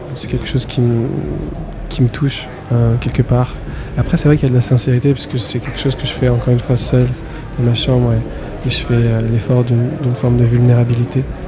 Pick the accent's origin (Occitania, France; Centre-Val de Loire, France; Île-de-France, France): Île-de-France, France; Paris; moved away as an adult; also born or lived in Berlin / Los Angeles; je viens de Paris à la base, j'ai grandi à Paris